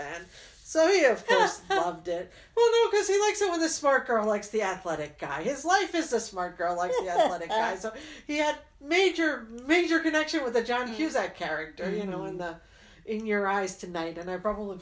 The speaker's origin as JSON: {"language": "English", "region": "New Jersey", "country": "United States", "tie": "born or raised there", "said": "I worked in a convenience store in New Jersey"}